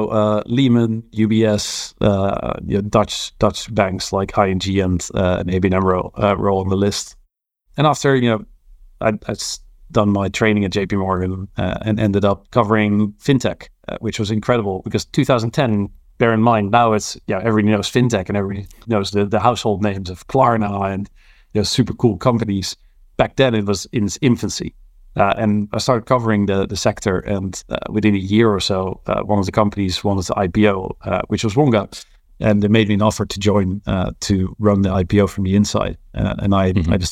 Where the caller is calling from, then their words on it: London, United Kingdom; I'm calling in from London, uh, Hammersmith to be precise.